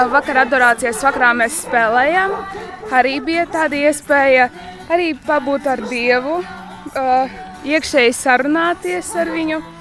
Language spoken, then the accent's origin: Latvian; Vabole, Augšdaugava Municipality, Latvia; Esmu no Vabolas pagasta.